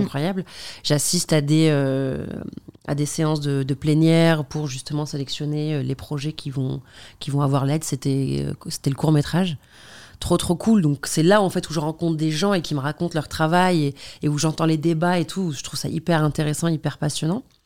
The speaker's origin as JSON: {"language": "French", "country": "Algeria", "also_born_or_lived": "Paris, France", "moved": "as an adult", "lives_now": "France", "said": "je viens d'Algérie, que j'étudie en Algérie"}